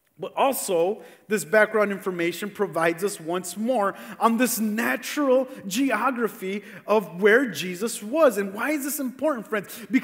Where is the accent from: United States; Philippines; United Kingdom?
United States; Cicero, Illinois; a lot of us here that live in Cicero